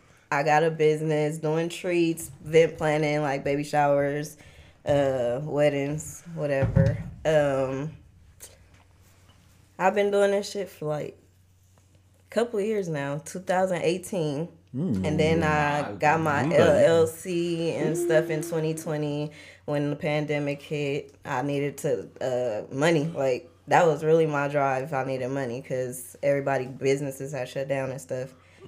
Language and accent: English; Oakland, California, United States; I'm from the East. I'm from Oakland.